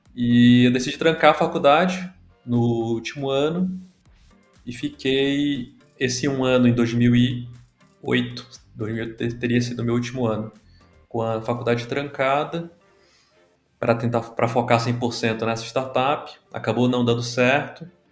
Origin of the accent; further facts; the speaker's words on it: Belém, Pará, Brazil; moved away as an adult; also born or lived in São Paulo; Eu não sou de São Paulo originalmente, me, sou de Belém do Pará